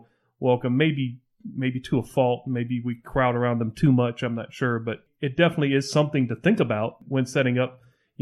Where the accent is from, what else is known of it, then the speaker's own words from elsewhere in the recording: Barnwell, South Carolina, United States; moved away; I grew up in South Carolina going to Barnwell